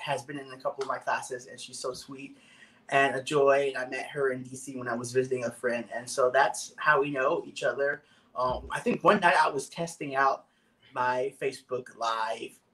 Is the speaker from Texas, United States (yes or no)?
yes; Dallas, Texas, United States; I'm from Dallas, Texas